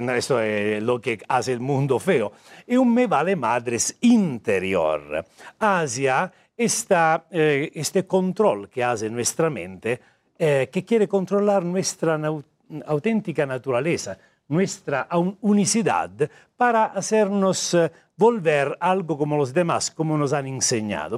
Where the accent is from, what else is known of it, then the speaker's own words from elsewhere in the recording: Italy; Spanish is a second language; moved away as an adult; also born or lived in Pune, India; now in Mexico; Sono italiano di nascimento